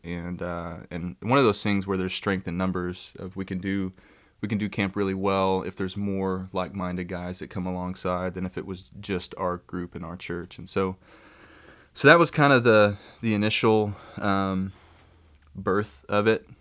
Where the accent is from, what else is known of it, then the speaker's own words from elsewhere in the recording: Kermit, Texas, United States; I grew up in Kermit